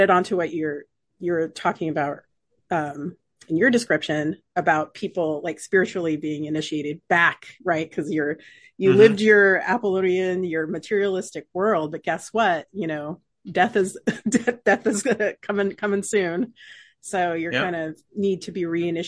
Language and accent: English; United States; we grew up in America